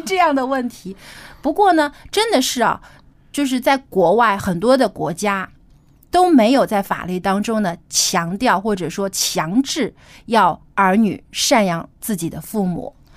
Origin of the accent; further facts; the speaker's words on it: China; 因为我们中国人是非常注重这个家庭观念的